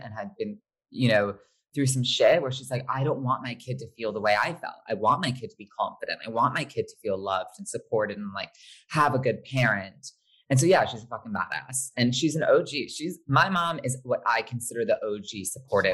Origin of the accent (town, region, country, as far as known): Short Hills, New Jersey, United States; born or raised there; also born or lived in Los Angeles, California